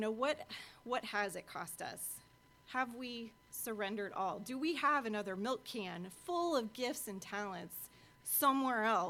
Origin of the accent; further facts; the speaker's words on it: Washburn, United States; growing up in Washburn